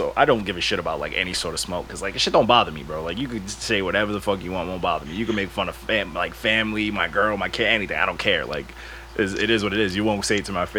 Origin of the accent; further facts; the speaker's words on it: Long Island, New York, United States; I'm from Long Island, not Rhode Island